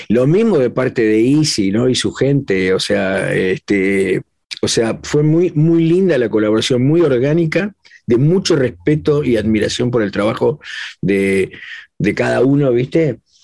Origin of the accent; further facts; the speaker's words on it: Argentina; now in Los Angeles, United States; en Argentina, en mi país.